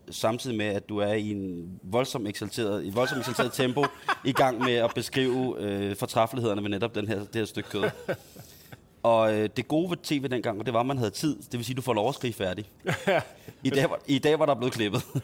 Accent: Himmelev, Zealand, Denmark; Øh, øh, scenarie, som udspiller sig i, øh, i Himmeløv, i mit barndomshjem, i sene efteråret 91, 92, eller vinter.

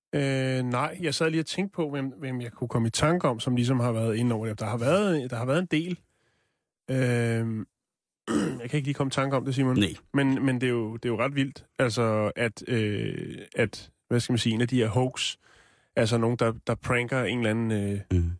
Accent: North Zealand, Capital Region of Denmark, Denmark; jeg voksede op i Nordsjælland

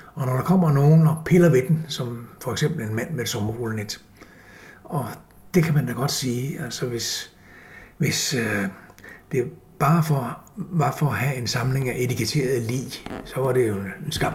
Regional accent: Copenhagen, Capital Region of Denmark, Denmark; Jeg, jeg er født i København, og jeg gik i skole i Vandløse på Kirkebjerg skole

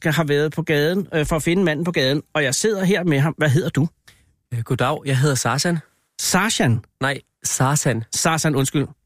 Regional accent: Gentofte, Capital Region of Denmark, Denmark; born or raised there; also born or lived in Iran (mother's side)

